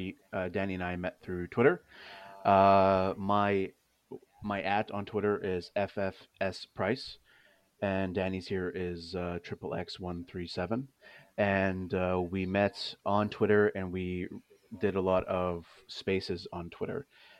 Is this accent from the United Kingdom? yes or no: no; Vancouver, British Columbia, Canada; I am from Vancouver.